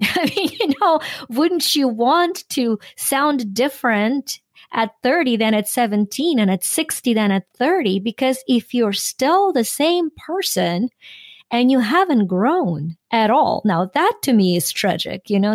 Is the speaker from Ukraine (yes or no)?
yes; Ukraine; now in United States; I am Ukrainian American. I was born and raised in Ukraine